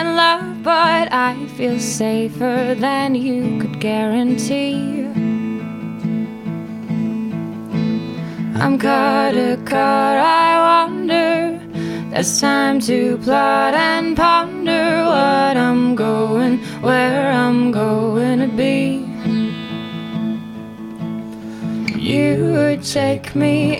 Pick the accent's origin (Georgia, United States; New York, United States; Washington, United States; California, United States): Washington, United States; Cheney; moved away as an adult; also born or lived in Tacoma, Washington; now in Seattle, United States; I was raised over in Eastern Washington